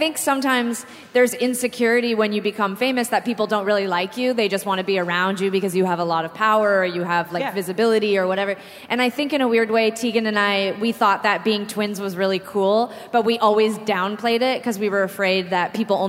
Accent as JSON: {"language": "English", "country": "Canada", "tie": "born or raised there", "moved": "yes", "lives_now": "United States", "said": "We grew up in Canada. I'd never even not been in a snowsuit until the 2000s. Yes. Like, we came to America"}